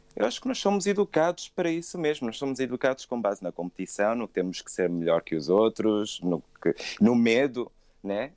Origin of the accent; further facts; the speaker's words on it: Angola; eu senti muito isso crescendo em África, que é esse estado de, sobre, de sombriedade e a África, vou falar Angola para ser mais específico